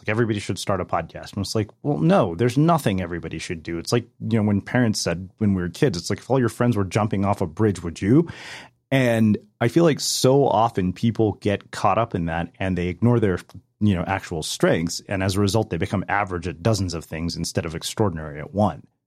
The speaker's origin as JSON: {"language": "English", "country": "India", "also_born_or_lived": "Berkeley, California", "moved": "yes", "lives_now": "United States", "said": "I'm an Indian immigrant"}